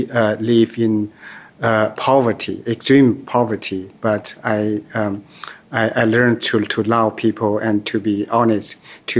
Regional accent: Jilin, China; English is a second language; moved away as an adult; also born or lived in Beijing; now in New York City, United States; I was born in Jilin province, northeast part of China, and I grew up in a very, very poor family in a very, very poor village

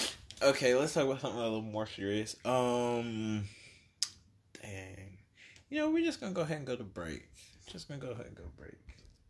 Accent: United States; I was born here, but I'm of Jamaican descent, which makes me 100% Jamaican blood. I was born here.

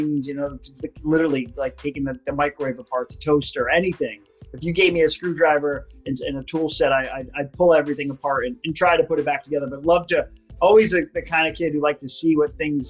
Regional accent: Hollywood, Florida, United States; Originally from Hollywood, Florida.

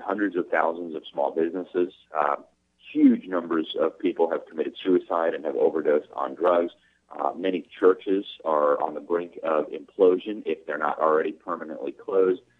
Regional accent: Miami, Florida, United States; in Miami, in my hometown

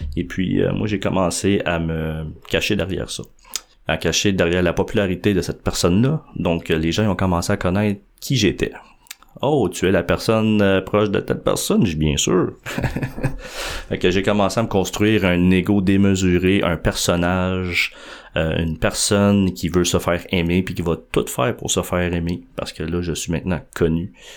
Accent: Montreal, Quebec, Canada; je suis né à Montréal. Dans le fond, quand j'étais tout jeune, je suis dans Montréal.

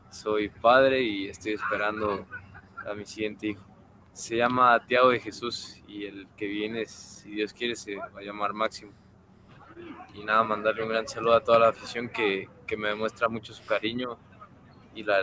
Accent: Mexico City, Mexico; now in Guatemala; No, pues, yo nací en el DF y, crecí allá en el DF y, y, pues toda mi carrera la he hecho en el Club América desde fuerzas básicas.

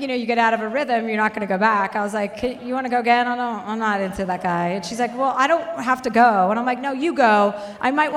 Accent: New Jersey, United States; now in Los Angeles, United States; I'm from New Jersey.

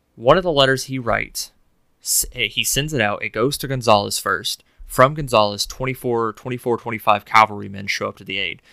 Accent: Morristown, Tennessee, United States; my hometown is actually, uh, of Morristown, Tennessee

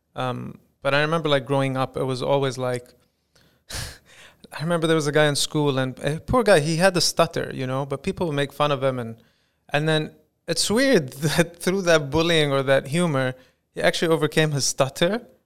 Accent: United Arab Emirates; I'd like to brand myself as the first Emirati comedian

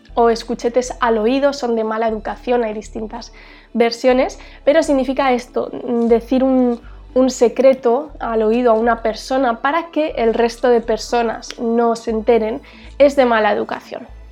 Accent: Huesca, Aragon, Spain; yo soy de una ciudad pequeñita en el norte de España. Esta ciudad se llama Huesca

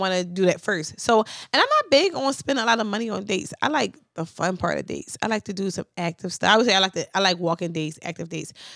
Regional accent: Philadelphia, Pennsylvania, United States; I'm from North Philly

